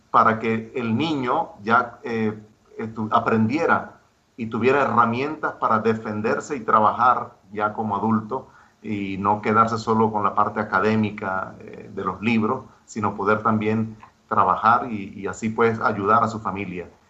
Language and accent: Spanish; Mérida, Venezuela; moved away as an adult; now in Cullera, Spain; soy de Mérida, Venezuela